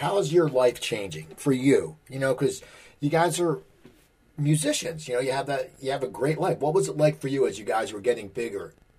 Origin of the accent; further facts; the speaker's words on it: Philadelphia, Pennsylvania, United States; I grew up in the Philadelphia area.